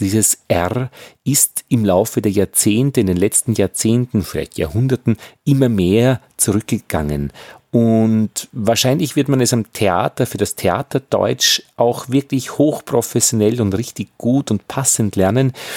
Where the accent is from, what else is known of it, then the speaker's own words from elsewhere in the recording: Upper Austria, Austria; ich bin Oberösterreicher, ich kann das R nicht wirklich gut